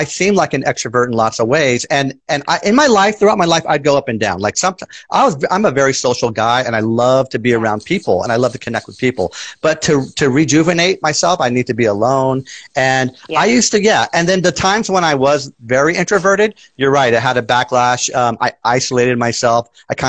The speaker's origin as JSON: {"language": "English", "town": "San Francisco", "region": "California", "country": "United States", "tie": "born or raised there", "lives_now": "San Bruno, United States", "said": "born and raised in San Francisco"}